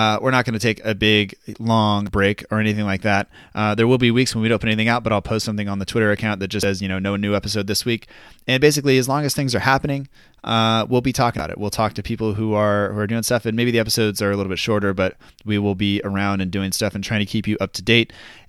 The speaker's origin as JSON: {"language": "English", "country": "United States", "said": "You know, just because we're American doesn't mean we're afraid to drink beer super early."}